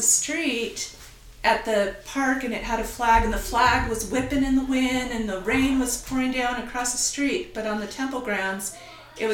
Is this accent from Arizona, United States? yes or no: yes; Mesa, Arizona, United States; also born or lived in Tempe / Queen Creek; I was born in Arizona and grew up in the East Valley of Phoenix, so in the kind of suburbs. We moved from Mesa to Tempe to Queen Creek and back to Mesa.